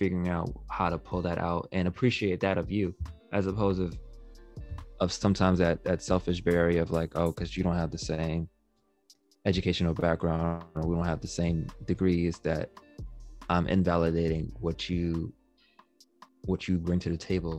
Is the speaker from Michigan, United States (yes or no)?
no; New York City, New York, United States; I'm from Queens